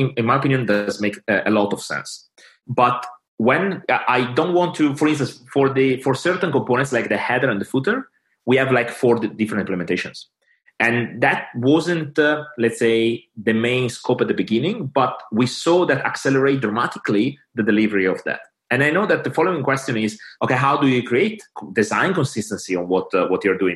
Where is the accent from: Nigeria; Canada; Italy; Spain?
Italy; English is a second language; now in London, United Kingdom; English is not my native language